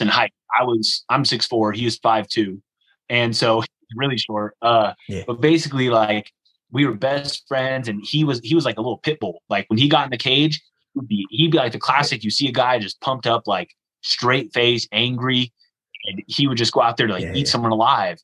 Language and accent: English; United States; I'm from America